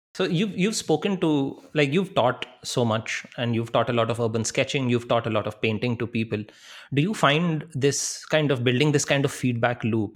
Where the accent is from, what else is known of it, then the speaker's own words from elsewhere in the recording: India; we carry as Indian people